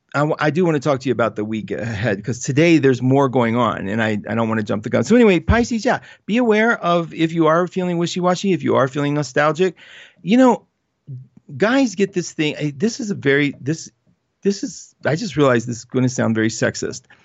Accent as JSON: {"language": "English", "region": "West Virginia", "country": "United States", "said": "I'm undeniably from West Virginia"}